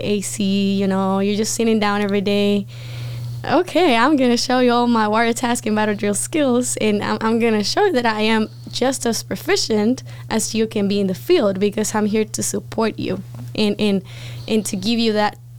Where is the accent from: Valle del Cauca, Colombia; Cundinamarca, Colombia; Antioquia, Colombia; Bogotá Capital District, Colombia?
Bogotá Capital District, Colombia; Bogota; English is a second language; moved away as an adult; also born or lived in Gaithersburg, Maryland; I was born and raised in Bogota, Colombia